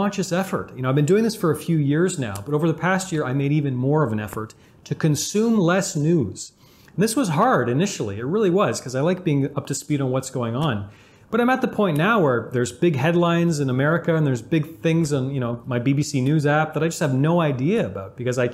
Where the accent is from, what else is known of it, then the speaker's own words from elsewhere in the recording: Canada; I'm Canadian. I love hockey because I'm Canadian